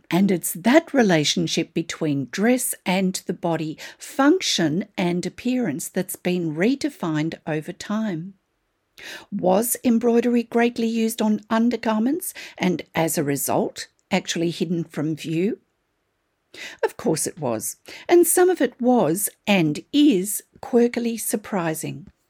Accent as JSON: {"language": "English", "country": "Australia", "said": "I'm an Australian textile artist"}